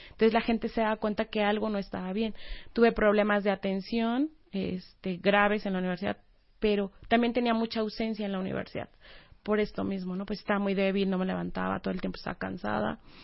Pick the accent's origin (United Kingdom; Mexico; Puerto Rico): Mexico; Oaxaca; moved away as an adult; also born or lived in Puebla; soy de Oaxaca